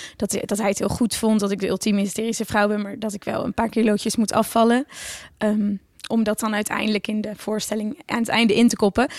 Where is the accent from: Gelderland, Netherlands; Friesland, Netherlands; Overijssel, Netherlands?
Friesland, Netherlands; Oudkerk; moved away; also born or lived in The Hague / Brussels; ik kom uit Oortjerk en ik ben echt naar de basisschool En ja, iedereen praat gewoon Fries